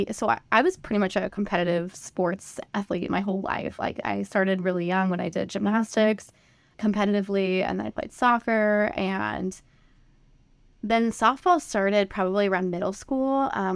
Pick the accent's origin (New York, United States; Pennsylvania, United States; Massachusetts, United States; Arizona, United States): Arizona, United States; also born or lived in Flagstaff, Arizona / Phoenix, Arizona; My parents moved to Arizona after that. So Arizona really is sort of like my home state that I feel like I would grow up in.